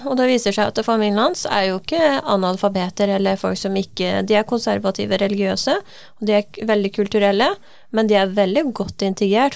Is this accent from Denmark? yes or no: no; Iran; now in Norway; Selv er jeg jo fra Iran, jeg er født og oppvokst der.